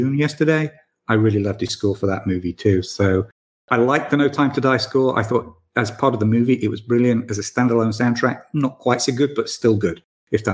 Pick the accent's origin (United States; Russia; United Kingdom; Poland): United Kingdom; Manchester, North West England; from my hometown